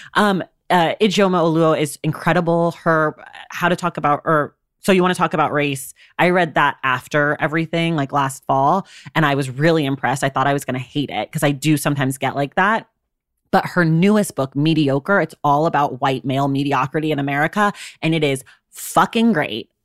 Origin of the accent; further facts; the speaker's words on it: United States; as an American